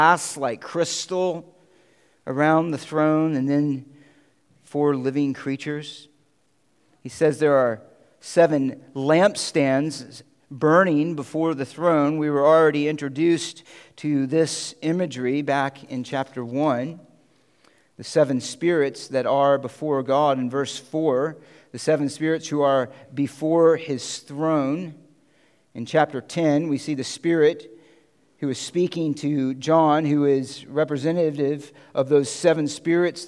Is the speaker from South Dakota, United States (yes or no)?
no; Central Florida, United States; now in Connecticut, United States; I grew up in Central Florida.